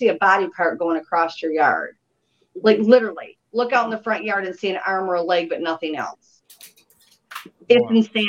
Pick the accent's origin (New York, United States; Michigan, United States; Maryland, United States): Michigan, United States; moved away as an adult; now in South Carolina, United States; I was born and raised in Michigan.